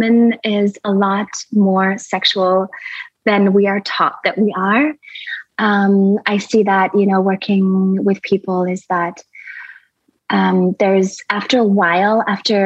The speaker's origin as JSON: {"language": "English", "region": "Berlin", "country": "Germany", "tie": "born or raised there", "also_born_or_lived": "India", "moved": "yes", "lives_now": "Costa Rica", "said": "I'm originally from Berlin, from Germany. I was born there and raised a lot of my childhood. I was in India"}